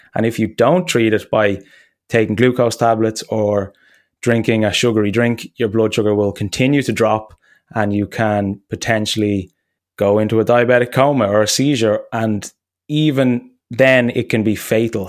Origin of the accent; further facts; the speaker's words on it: Ireland; moved away; I was close to landing in Dublin and I hadn't been home in a while